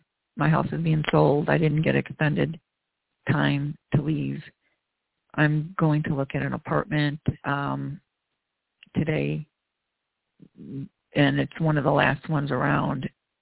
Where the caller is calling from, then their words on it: Chicago, Illinois, United States; …, Chicago area.